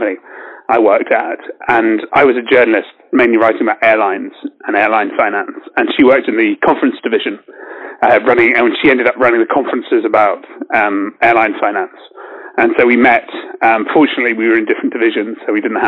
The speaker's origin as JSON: {"language": "English", "country": "United Kingdom", "said": "Obviously I'm British"}